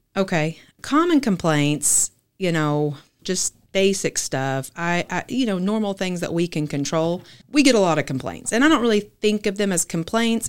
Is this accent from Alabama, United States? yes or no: no; Fort Smith, Arkansas, United States; also born or lived in Rogers, Arkansas; I'm originally from Fort Smith, Arkansas, just an hour south of here.